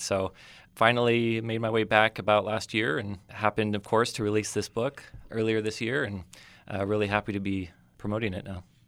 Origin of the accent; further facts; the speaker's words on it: Oceano, California, United States; moved away as an adult; also born or lived in Los Angeles / North Idaho / Rochester, New York / Spokane, Washington; I grew up here in the Central Coast. I, uh, was, uh, raised in Oceano, a proud member of the Oceano community